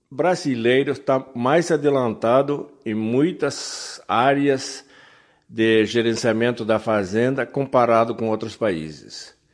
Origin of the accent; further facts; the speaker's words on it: Uruguay; Portuguese is a second language; now in United States; Eu, eu sou uruguaio, mas já levo uns 45 anos morando nos Estados Unidos. Então, 30 anos trabalhando aqui no Brasil, dá para aprender a língua um pouquinho.